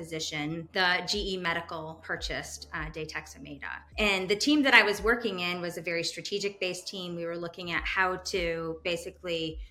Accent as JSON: {"language": "English", "region": "East Coast", "country": "United States", "also_born_or_lived": "Madison, Wisconsin", "moved": "as an adult", "lives_now": "Chicago, United States", "said": "I'm originally from the East Coast"}